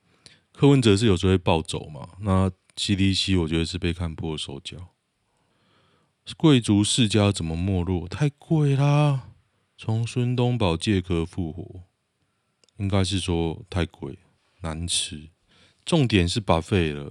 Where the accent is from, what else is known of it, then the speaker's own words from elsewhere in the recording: Taiwan; 我就是从从小在台湾长大